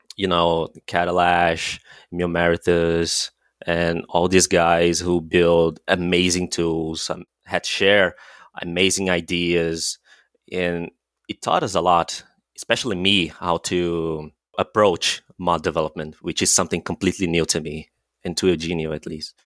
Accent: Brazil; we're both from Brazil

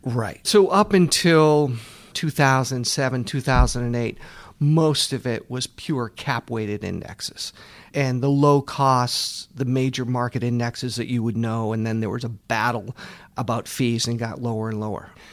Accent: Boston, Massachusetts, United States; I grew up in the Boston area, went to Babson College

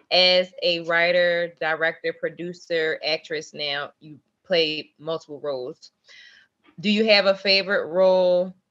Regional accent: Philadelphia, Pennsylvania, United States; I'm from Philadelphia.

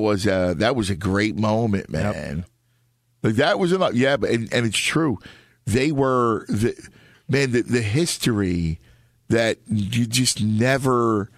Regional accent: Philadelphia, Pennsylvania, United States; also born or lived in Appleton, United States / Chicago, United States; For a kid, I grew up in South Philly, right?

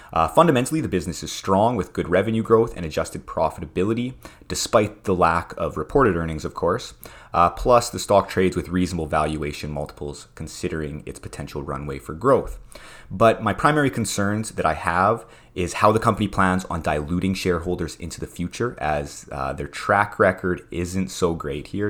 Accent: Prince Albert, Saskatchewan, Canada; where I grew up in Prince Albert, Saskatchewan

